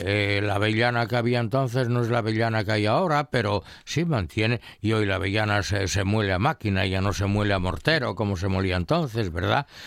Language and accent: Spanish; Colunga, Asturias, Spain; yo la comí mucho de niño, ¿no? Ahí en mi pueblo hacía en Colunga